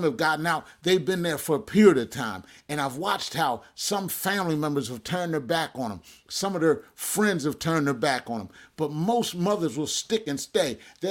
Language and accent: English; Jersey Shore, New Jersey, United States; I remember growing up on the Jersey Shore